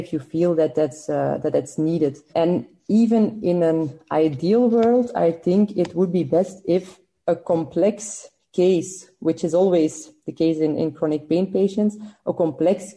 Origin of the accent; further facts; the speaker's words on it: Belgium; I'm from Belgium